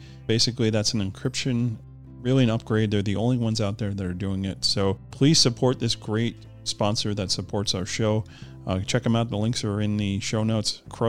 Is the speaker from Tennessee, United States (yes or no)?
no; New York, United States; as a New Yorker